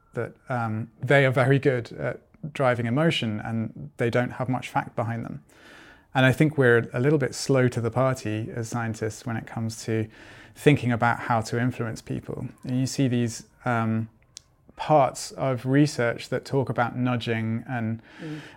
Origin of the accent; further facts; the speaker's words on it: United Kingdom; also born or lived in Germany; now in Sweden; I'm originally from Britain